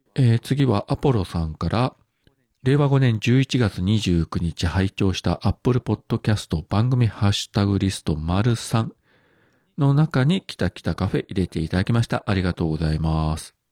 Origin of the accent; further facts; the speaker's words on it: Fukuoka, Japan; 福岡県民